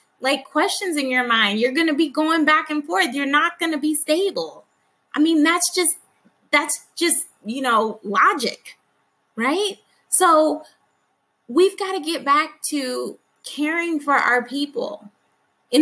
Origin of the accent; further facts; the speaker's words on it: Alabama, United States; I grew up in Alabama